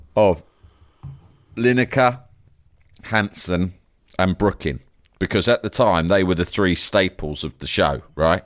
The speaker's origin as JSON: {"language": "English", "region": "London", "country": "United Kingdom", "tie": "born or raised there", "said": "I live in, in, in my hometown here, here in Leafy Barnes"}